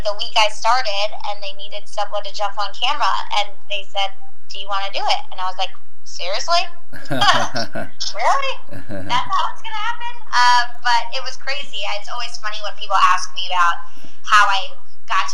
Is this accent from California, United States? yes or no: no; New Jersey, United States; moved away as an adult; also born or lived in Washington, D.C.; now in New York City, United States; I'm from New Jersey originally, went to school down in D.C., and then moved to New York City right after